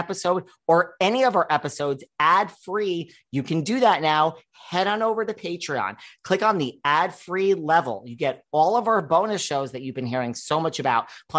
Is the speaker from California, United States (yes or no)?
no; Orange, Connecticut, United States; now in New York City, United States; I am from Connecticut originally. I live in New York City now. Shout out to Connecticut. And I'm from Orange.